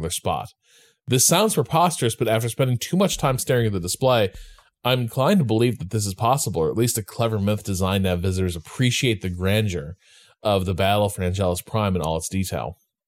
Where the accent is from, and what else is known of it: Chicago, Illinois, United States; born or raised there